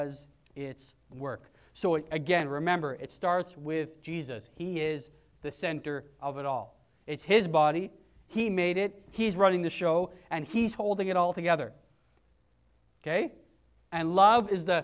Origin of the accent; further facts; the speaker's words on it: Canada; I'm not a Canadian Christian. Or I'm not even a Pentecostal Christian. Or God forbid, a white Christian. I am those things by virtue of where I was born